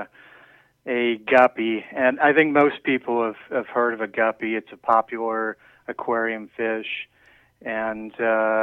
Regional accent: Idaho, United States; now in Florida, United States; I'm originally from Idaho

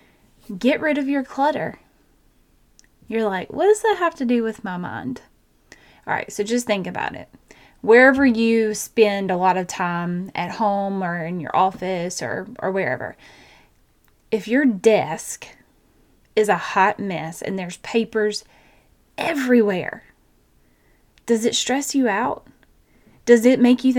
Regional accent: Georgia, United States; I have a twin because I'm from Georgia.

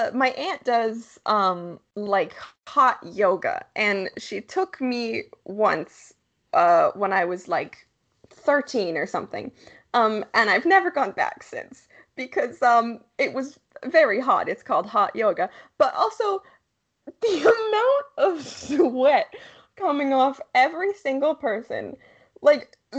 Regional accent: Canada; we are from Canada, and I don't know if it's just, you know, the particular region we're from. But sports, like, high school sports is not really much of a thing where we're from.

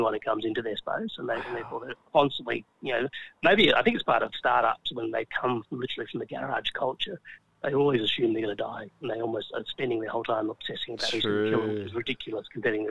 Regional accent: South Australia, Australia; we're from South Australia

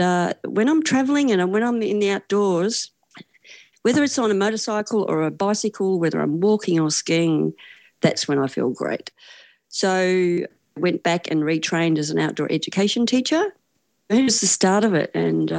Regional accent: Australia; I'm from Australia, currently in Melbourne

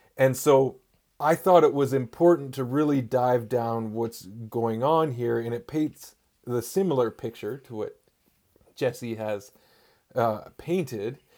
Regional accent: Gitxaala First Nation, Northwest Coast, British Columbia, Canada; I'm from the Git Gap First Nation on the Northwest Coast

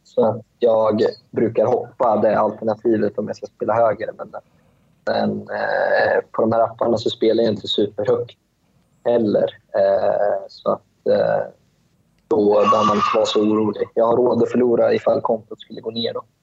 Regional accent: Sweden; moved away as an adult; now in Malaysia; Jag är ju, jag är ju född i Sverige, men jag är ju uppväxt eh, och uppväxt i Sverige

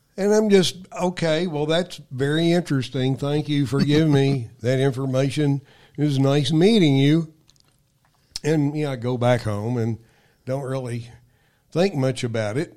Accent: Frankfort, Kentucky, United States; I grew up in Frankfort, Kentucky

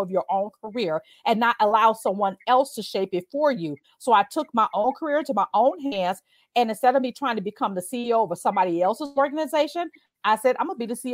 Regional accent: Chicago, Illinois, United States; So I grew up in the Chicago Housing Public Authority called the Dearborn Homes, 2900 South State Street, apartment 401 60616.

